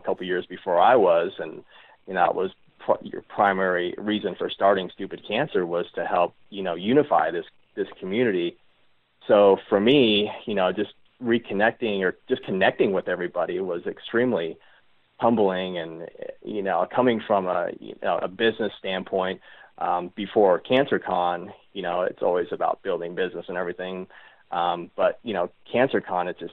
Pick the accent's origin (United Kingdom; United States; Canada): United States; Reno, Nevada; born or raised there